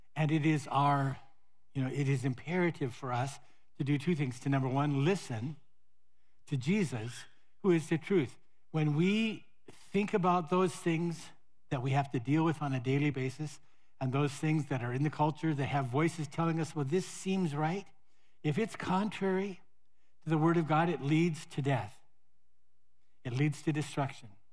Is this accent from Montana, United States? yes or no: yes; Montana, United States; moved away; my hometown in Montana